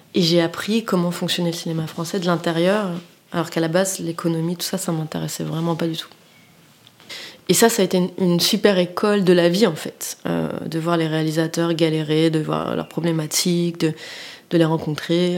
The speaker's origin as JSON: {"language": "French", "town": "Paris", "region": "Île-de-France", "country": "France", "tie": "born or raised there", "also_born_or_lived": "Abidjan / Nantes", "said": "je suis, de la classe moyenne et j'ai grandi à Paris"}